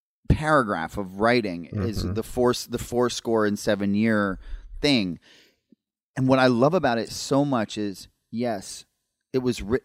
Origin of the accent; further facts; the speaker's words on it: Princeton, New Jersey, United States; Thomas Jefferson and Aaron Burr famously dueled in my hometown of Princeton, New Jersey.